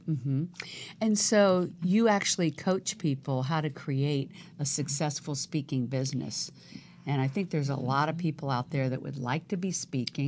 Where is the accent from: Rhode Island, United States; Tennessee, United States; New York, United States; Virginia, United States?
Virginia, United States; now in Los Angeles, United States; I was, uh, actually born in the South also, in Virginia.